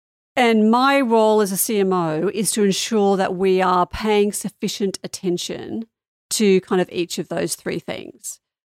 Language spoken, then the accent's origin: English; Sydney, New South Wales, Australia; moved away; So I was brought up in Australia. Maybe my accent's mellowed a little bit. I haven't lived there for a long time.